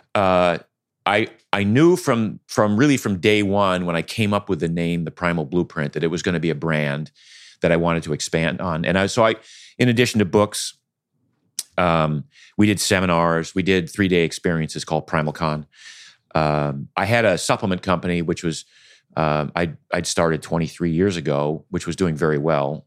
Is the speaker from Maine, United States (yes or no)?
yes; Maine, United States; I grew up in Maine.